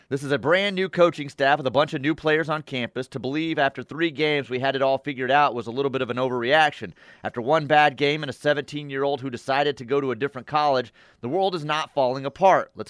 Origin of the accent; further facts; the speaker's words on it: Ponca City, Oklahoma, United States; I'm from Ponca. Yeah. Leave off city if you want to sound like a local, Toby.